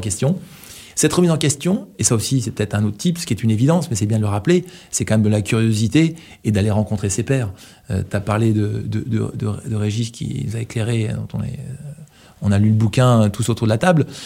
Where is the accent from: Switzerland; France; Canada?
France; Brittany; quand on est breton